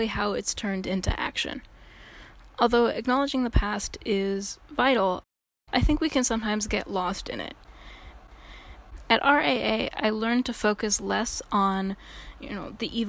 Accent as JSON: {"language": "English", "town": "San Francisco", "region": "California", "country": "United States", "said": "I'm from San Francisco"}